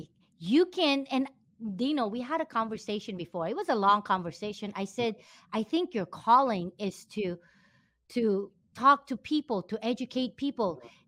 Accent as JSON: {"language": "English", "country": "Philippines", "said": "I'm not Vietnamese, I'm Filipino"}